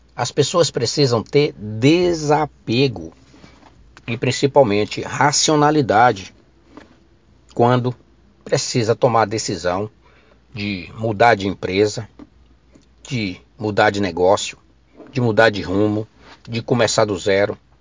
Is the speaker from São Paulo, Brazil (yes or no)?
no; Ilhéus, Bahia, Brazil; lá da minha terra, Ilhéus